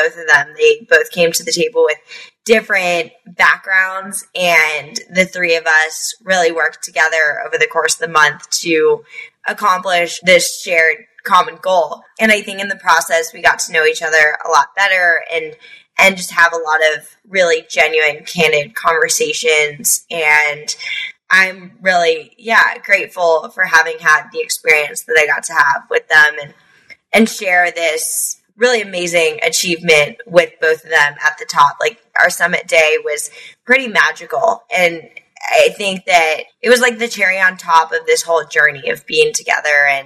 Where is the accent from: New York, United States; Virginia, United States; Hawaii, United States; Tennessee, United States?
Virginia, United States; Alexandria; I grew up in Alexandria